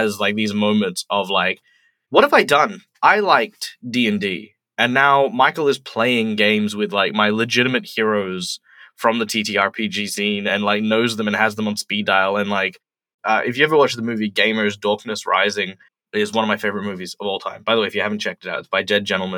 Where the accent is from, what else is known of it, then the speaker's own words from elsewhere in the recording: Perth, Western Australia, Australia; Perth, West Australia, which is my hometown